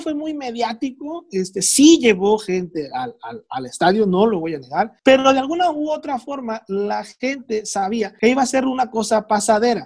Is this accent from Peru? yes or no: no; Culiacán, Sinaloa, Mexico; soy de Culiacán.